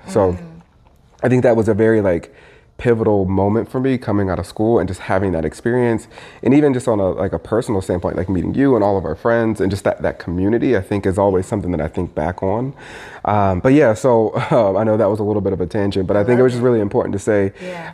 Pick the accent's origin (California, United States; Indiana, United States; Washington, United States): Indiana, United States; moved away; also born or lived in Michigan / Minneapolis; I was raised in Indiana